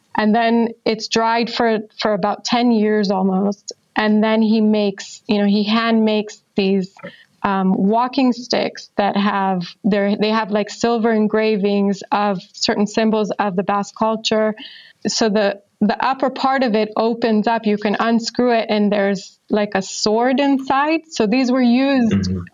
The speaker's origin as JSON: {"language": "English", "country": "Israel", "said": "I'm from Israel"}